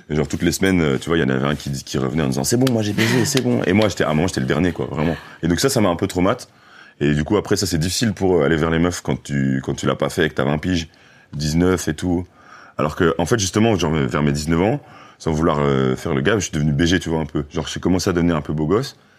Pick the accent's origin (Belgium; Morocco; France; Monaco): Belgium; Brussels, Brussels-Capital Region; je venais pas de cette zone-là, je venais de Bruxelles.